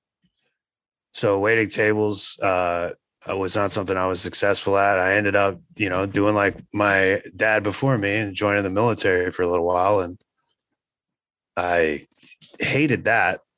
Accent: United States; growing up in America

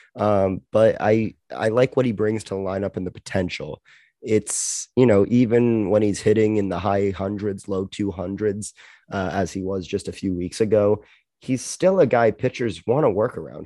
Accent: Canada; now I have the luxury of being Canadian

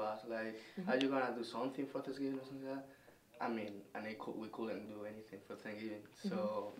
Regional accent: Spain; moved away as an adult; now in United States; I'm from Spain, so it's like 10 hours away.

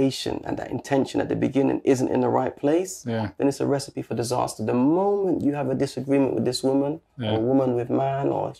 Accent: London, United Kingdom; also born or lived in Brixton; That's where I grew up in Lewisham

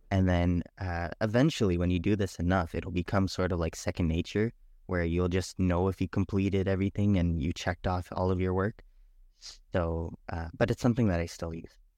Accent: Canada; also born or lived in Trinidad / Guyana; I am, uh, from Trinidad, Guyana, but I was born in Canada.

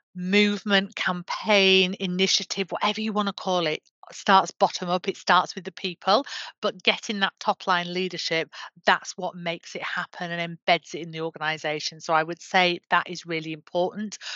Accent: Yorkshire and the Humber, United Kingdom; I'm from Yorkshire

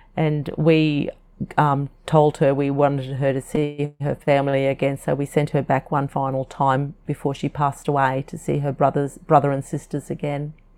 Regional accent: North Queensland, Australia; first language English; our childhood was lovely on the farm, and the, the little valley that our farm, our sugarcane farm, was

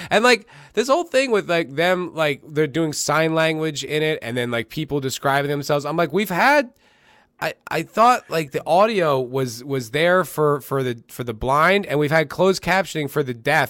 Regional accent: East Coast, United States; like at least where I grew up in the East Coast

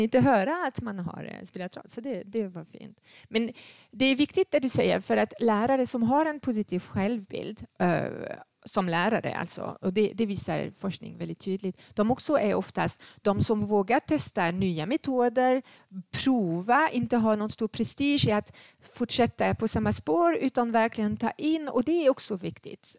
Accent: France; Swedish is a second language; moved away as an adult; now in Sweden; Jag är född i Frankrike

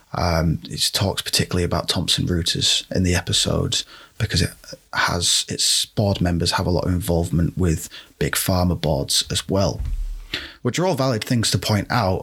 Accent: United Kingdom; I'm speaking as a British person

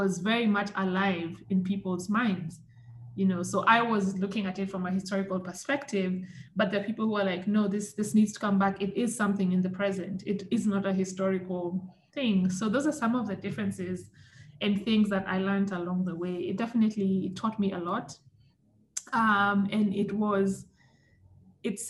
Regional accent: Kenya; growing up in Kenya

